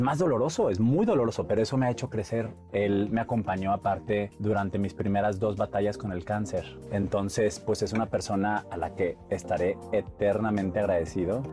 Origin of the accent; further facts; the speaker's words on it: Monterrey, Nuevo León, Mexico; moved away as an adult; Soy de Monterrey, soy regio.